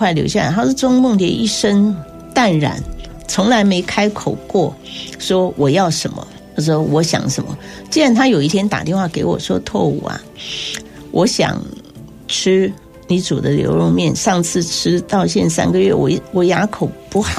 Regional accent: Taiwan; 那我自己从小在眷村，因为东吃西吃

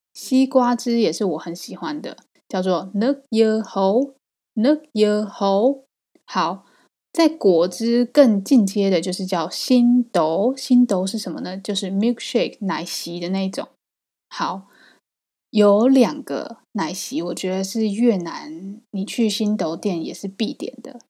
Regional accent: Taiwan; 身为台湾人

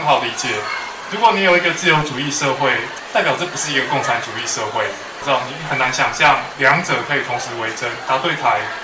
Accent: Taiwan; 你跟我都是台湾人

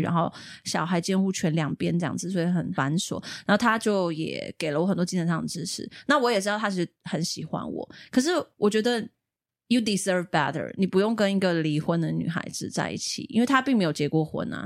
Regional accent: Taiwan; 我们小时候住眷村，像是左营有一个那个八六眷村，对。那个眷村是我们老家改建的

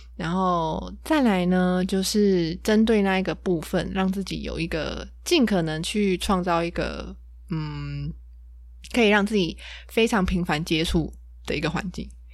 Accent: Taiwan; 我就是一个土生土长的台湾人嘛，就是从小就在台湾学英文

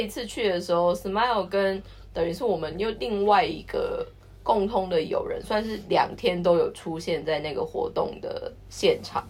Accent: Taiwan; now in Japan; 我们台湾人

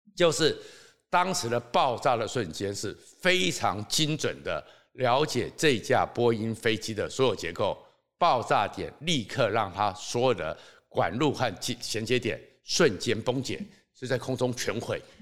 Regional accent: Taiwan; 我们台湾人

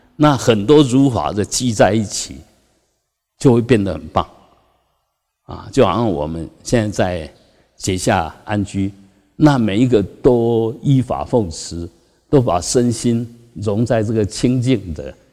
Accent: Taiwan; 我们台湾人

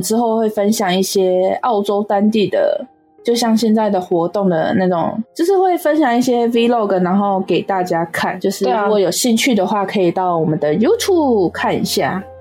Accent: Taiwan; 我们台湾人

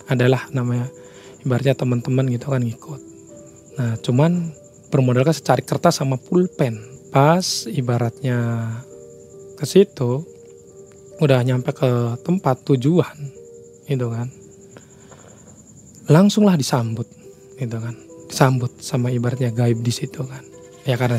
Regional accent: Jatitujuh, West Java, Indonesia; Daerah saya sendiri sih, daerah saya sendiri di Jati Tujuh gitu kan.

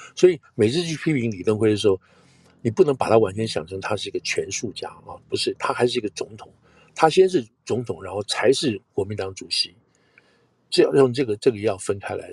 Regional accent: Taiwan; 我是外省人嘛，就是，就是第二，外省人第二代

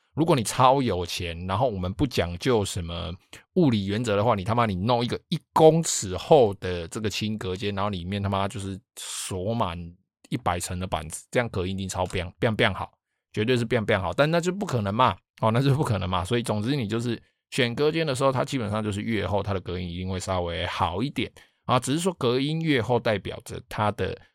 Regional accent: Taiwan; 我们台湾人

